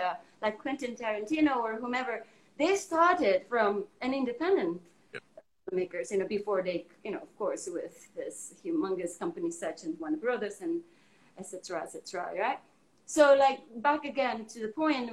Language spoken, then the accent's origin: English; Indonesia; now in United States; I'm from Indonesia